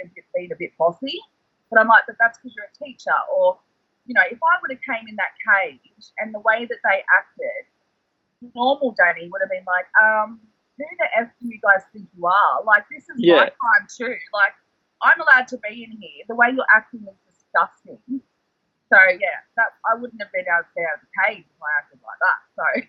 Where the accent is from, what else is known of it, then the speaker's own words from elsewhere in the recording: North Queensland, Australia; Where we're from, I'm from North Queensland, so we get cyclones